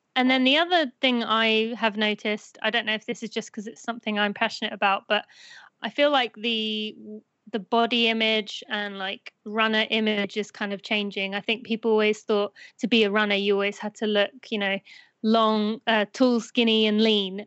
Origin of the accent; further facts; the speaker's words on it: United Kingdom; moved away as an adult; now in United States; I am British.